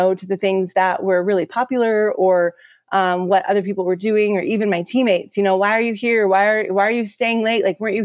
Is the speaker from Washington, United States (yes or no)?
yes; Pacific Northwest, west side of Washington State, United States; I'm from the Pacific Northwest and, on the west side of Washington State